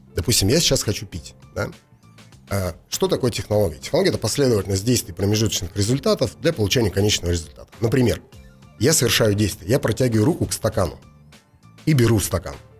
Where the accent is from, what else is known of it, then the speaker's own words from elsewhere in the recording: Russia; я из России же